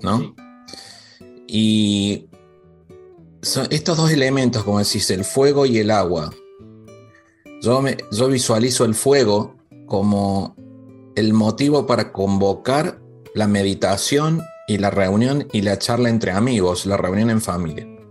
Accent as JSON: {"language": "Spanish", "region": "Córdoba", "country": "Argentina", "tie": "born or raised there", "said": "en mi provincia natal, Córdoba, Argentina"}